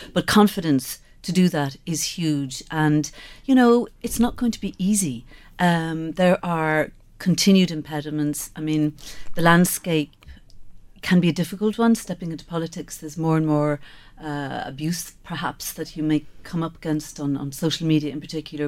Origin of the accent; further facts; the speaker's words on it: Skibbereen, Munster, Ireland; I grew up in Skibbereen.